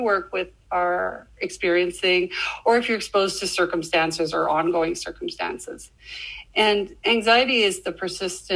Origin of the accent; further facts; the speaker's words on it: Canada; also born or lived in Saskatchewan, Canada; As a Canadian